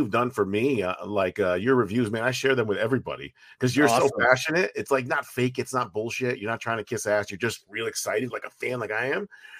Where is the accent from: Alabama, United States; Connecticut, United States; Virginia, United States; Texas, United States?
Connecticut, United States; Wallingford; also born or lived in St. Petersburg, Florida; So the town here is called Wallingford, but it's right next to New Haven, Connecticut. Most people will recognize that. Okay. So grew up here my whole life. I moved to Florida in 2000 to 2002 for work. I was in St. Petersburg.